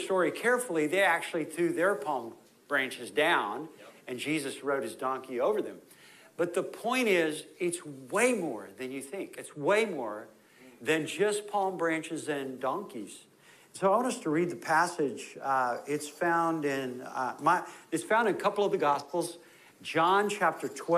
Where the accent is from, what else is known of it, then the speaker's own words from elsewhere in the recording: Austin, Texas, United States; also born or lived in Indonesia; I was born in Austin. Janine and I were born in Austin, and I went to that other school